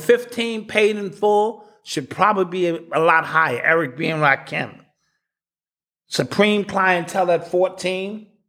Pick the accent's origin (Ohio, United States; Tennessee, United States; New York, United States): New York, United States; I'm from New York